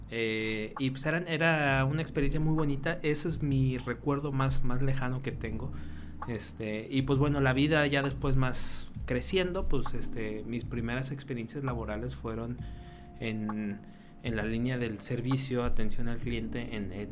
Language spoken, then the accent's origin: Spanish; Querétaro, Mexico; moved away; 2006 y yo recuerdo que era estaba en ese Querétaro en transición a lo que es ahorita, a lo que fue antes. Mi niñez fue en una ciudad tranquila